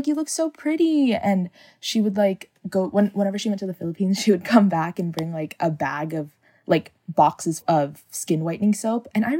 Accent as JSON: {"language": "English", "town": "San Diego", "region": "California", "country": "United States", "said": "I am from San Diego. I'm 21 years old, and I identify as Filipino American."}